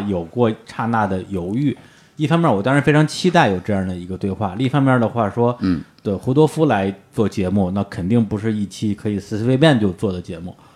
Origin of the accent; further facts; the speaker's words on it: Beijing, China; 我是在北，哦。北京的山林长大的